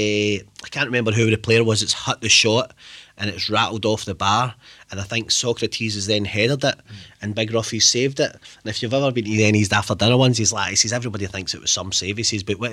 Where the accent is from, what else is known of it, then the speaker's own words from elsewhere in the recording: Glasgow, Scotland, United Kingdom; I'm from East End, Thompson Street. My mum was taught flat, mum and dad were taught flat, and we'd be out to all hours a night playing football